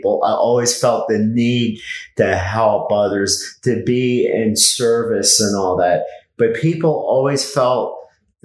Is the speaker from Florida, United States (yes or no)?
yes; Miami, Florida, United States; I was born in Miami.